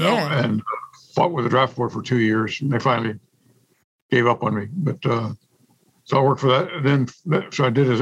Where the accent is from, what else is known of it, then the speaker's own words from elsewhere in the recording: San Antonio, Texas, United States; growing up, in San Antonio